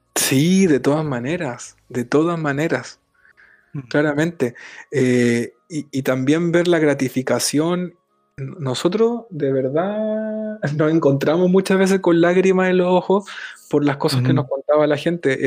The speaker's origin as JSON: {"language": "Spanish", "country": "Chile", "moved": "as an adult", "lives_now": "Barcelona, Spain", "said": "siendo los dos chilenos y estando acá en Barcelona"}